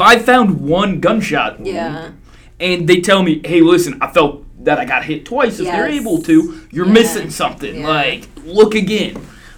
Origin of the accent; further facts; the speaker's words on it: Indiana, United States; moved away; I'm from Indiana. The town I'm from out there